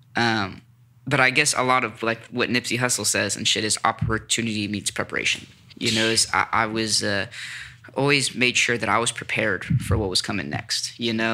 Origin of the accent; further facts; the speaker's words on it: Sacramento, California, United States; also born or lived in Los Angeles; I'm from Sacramento